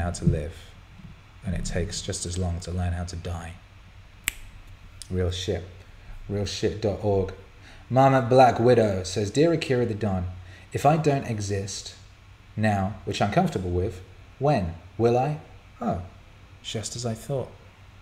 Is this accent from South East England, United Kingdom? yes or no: no; Bangor, Wales, United Kingdom; I grew up in North Wales, and in the little town I lived, just a tiny little town called Bangor